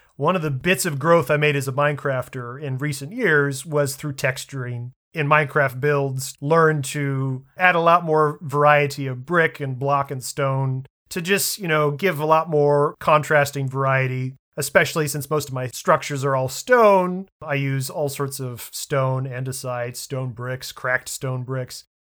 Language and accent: English; Washington, District of Columbia, United States; my hometown, the Washington National Cathedral